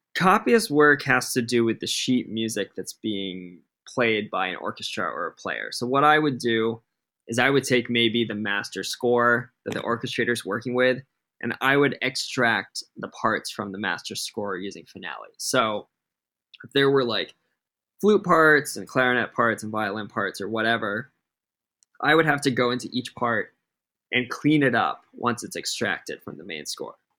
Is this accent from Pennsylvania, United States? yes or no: no; Rhode Island, United States; moved away as an adult; now in Los Angeles, United States; I'm from Rhode Island. We're the smallest state in the country. I was an all-state jazz band drummer